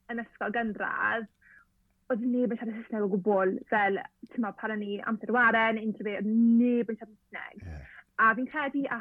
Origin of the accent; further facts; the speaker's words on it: Llanelli, Wales, United Kingdom; So dwi'n dod o'r Lanelli